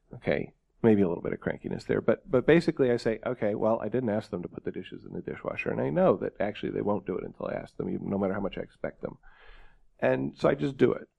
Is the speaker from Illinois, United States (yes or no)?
no; New York, United States; I grew up in New York State